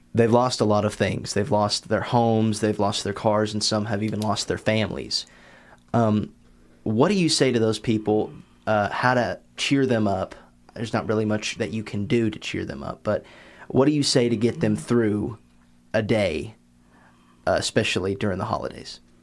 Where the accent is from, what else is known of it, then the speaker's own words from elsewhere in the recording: Letcher County, Kentucky, United States; my hometown in Letcher County